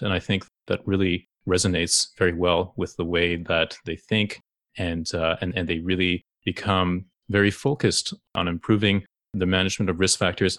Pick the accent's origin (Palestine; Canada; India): Canada; Toronto, Ontario; growing up in the very multicultural city of Toronto